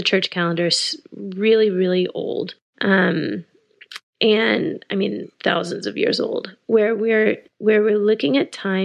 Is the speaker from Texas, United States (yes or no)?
yes; Austin, Texas, United States; I grew up in Texas. I grew up in Austin